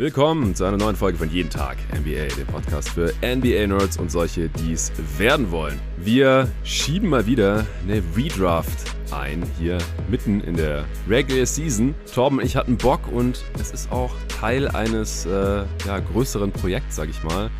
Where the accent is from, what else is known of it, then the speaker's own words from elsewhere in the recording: Stuttgart, Baden-Württemberg, Germany; now in Berlin, Germany; in meiner alten Heimat in Stuttgart